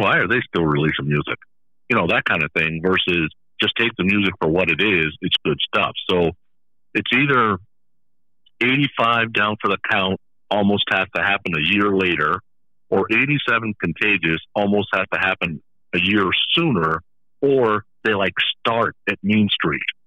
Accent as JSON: {"language": "English", "area": "Bay Area", "region": "California", "country": "United States", "tie": "born or raised there", "said": "growing up in the Bay Area"}